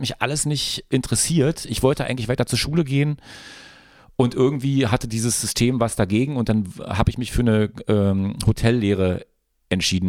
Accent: Frankfurt, Brandenburg, Germany; moved away; also born or lived in Berlin; ich bin im Westkreuz groß geworden, Shoutout Frankfurt-Oder Westkreuz

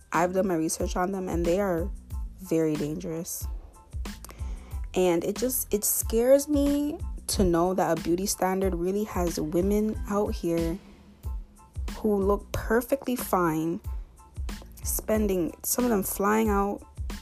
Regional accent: Canada; I'm from North America. In other words, Canada.

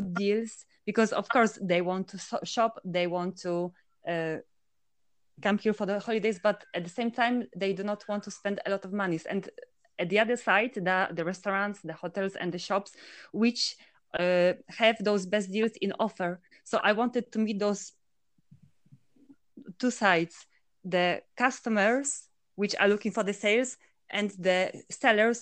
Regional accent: Poland; moved away as an adult; also born or lived in Finland / Brussels, Belgium / south of France; now in Andorra; So originally, I'm from Poland, which I left to Finland to do my studies

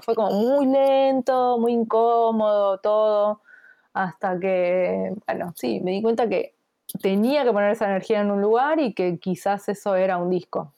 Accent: Bernal, Buenos Aires Province, Argentina; yo eh, soy de Bernal.

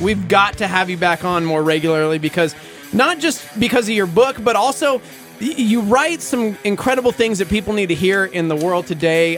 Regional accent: Lubbock, Texas, United States; I'm from Lubbock Texas

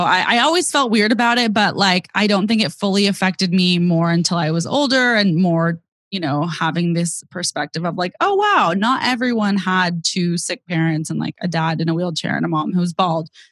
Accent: Bay Area, California, United States; I'm from the Bay Area. I grew up with my younger sister

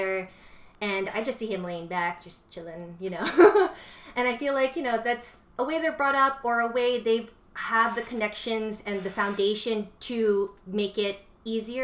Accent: United States; I'm American and I grew up here

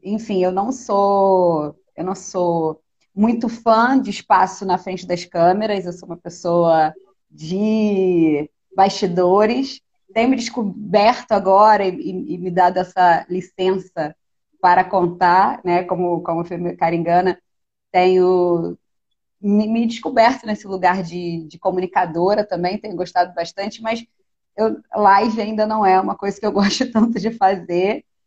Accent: Rio de Janeiro, Brazil; eu nasci em Anchieta, que é um bairro da Zona Norte, subúrbio do Rio de Janeiro

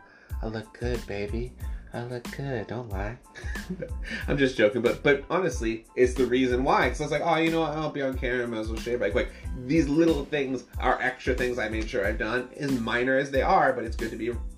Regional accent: Massachusetts, United States; I'm from Massachusetts

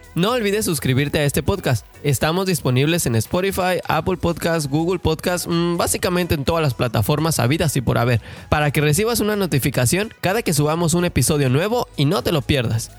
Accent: Mexico City, Mexico; moved away as an adult; also born or lived in Toronto; now in Edmonton, Canada; nací en la Ciudad de México y vivo en Canadá desde hace ya tres años

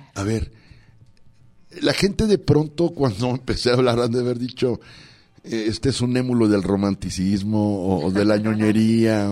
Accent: Los Mochis, Sinaloa, Mexico; mi pueblo de mi tierrita saludos a los mochis

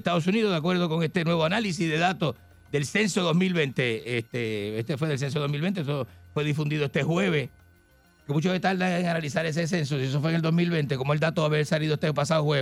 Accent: Argentina; moved away; also born or lived in Chile; porque yo salí en plena dictadura de Pinochet, salí yo de Argentina. Me fui, me fui a Chile.

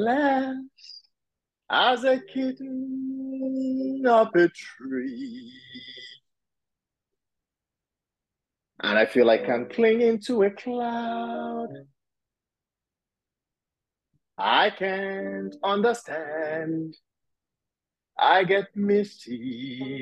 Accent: Nigeria; also born or lived in Pittsburgh, United States; now in United States; I'm Nigerian originally. And when I moved to the US, that was the city I landed in. And I stayed there for 14 years

